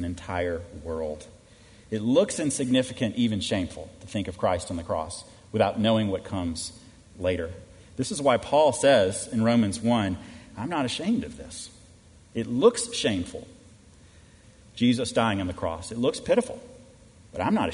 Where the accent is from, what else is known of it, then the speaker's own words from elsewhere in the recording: Minnesota, United States; I was born in Minnesota